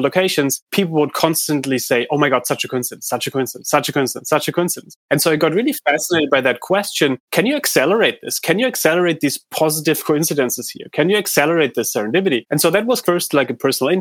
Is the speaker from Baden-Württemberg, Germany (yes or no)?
yes; Heidelberg, Baden-Württemberg, Germany; I grew up in Heidelberg in Germany